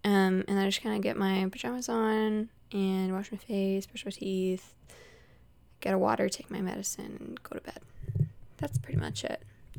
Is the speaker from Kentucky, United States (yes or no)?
no; Utah, United States; born there; Some people don't know that I was born in Utah, and whenever I tell them I was born in Utah, they were like, oh my gosh, are you a Mormon?